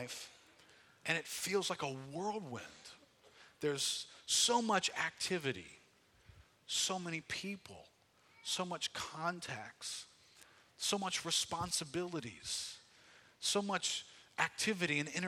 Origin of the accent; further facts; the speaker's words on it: United States; what struck me as an American was the pace of life